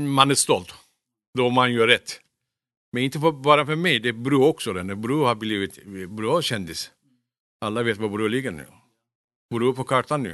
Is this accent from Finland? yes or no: no; Kulu, Konya, Turkey; Swedish is a second language; moved away as an adult; now in Sweden; Jag är uppväxt i Turkiet. Jag kom till Sverige när jag var 19 år gammal.